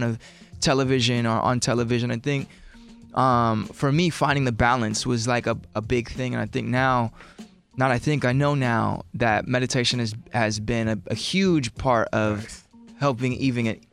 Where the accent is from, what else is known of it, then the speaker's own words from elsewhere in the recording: Los Angeles, California, United States; I'm from Los Angeles, which is a very diverse city